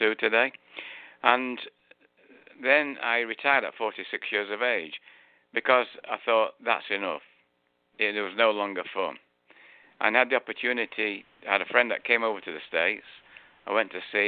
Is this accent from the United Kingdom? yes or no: yes; Manchester, North West England, United Kingdom; moved away; I was born in Manchester just after, well, during the end of the Second World War.